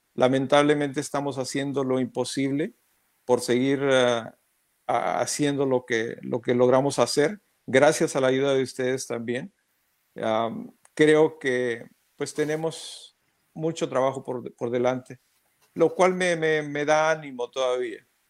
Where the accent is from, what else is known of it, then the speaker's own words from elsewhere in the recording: Mexico; now in United States; como mexicano